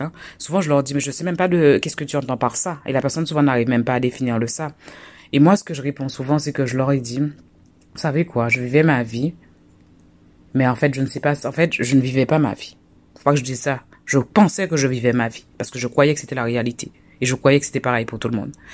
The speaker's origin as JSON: {"language": "French", "country": "Guadeloupe", "also_born_or_lived": "France", "moved": "yes", "said": "chez moi en Guadeloupe"}